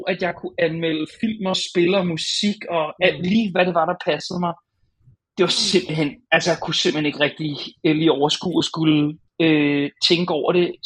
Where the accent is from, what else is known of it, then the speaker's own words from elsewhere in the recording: Hornbæk, Capital Region of Denmark, Denmark; rundt på de der villaveje i Hornbæk, hvor jeg voksede op.